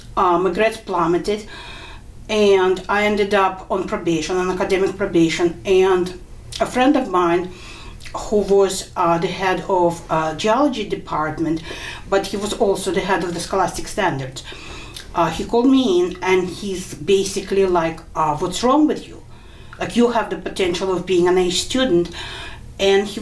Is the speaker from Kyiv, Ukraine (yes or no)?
no; Kharkiv, Kharkiv Oblast, Ukraine; moved away; also born or lived in New York; I was born in Kharkov. Now it's part of Ukraine, but at the time it was part of the Soviet Union. Mm-hmm. And my family came to New York in 1980